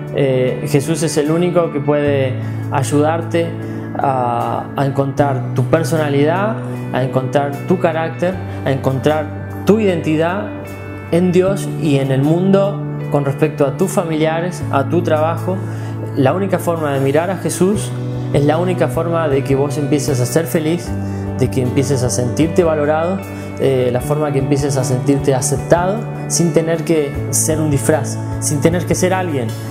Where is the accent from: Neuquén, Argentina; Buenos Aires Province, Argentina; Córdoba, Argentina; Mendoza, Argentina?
Mendoza, Argentina; also born or lived in Balvanera, Buenos Aires; now in Buenos Aires, Argentina; soy mendocino con mucho orgullo